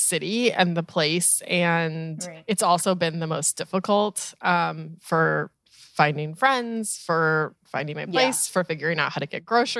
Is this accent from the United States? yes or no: yes; Colorado, United States; also born or lived in Chicago / Orlando / San Diego / Cleveland; now in New York, United States; I grew up in Colorado and then moved to Chicago and then Orlando and then New York and then San Diego and then Cleveland and now back to New York.